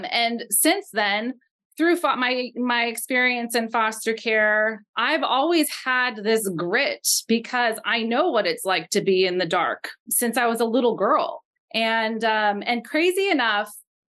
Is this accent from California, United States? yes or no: yes; Los Angeles, California, United States; now in Portland, United States; where I grew up in Los Angeles